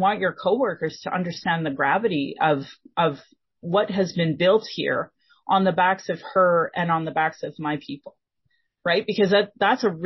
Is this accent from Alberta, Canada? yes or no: yes; Sylvan Lake, Alberta, Canada; I grew up here in Sylvan Lake is a small town in the middle of Alberta.